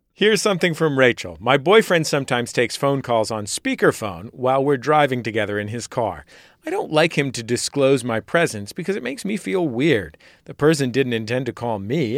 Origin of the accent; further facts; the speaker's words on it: San Francisco, California, United States; now in Los Angeles, United States; I grew up in the California of the 1980s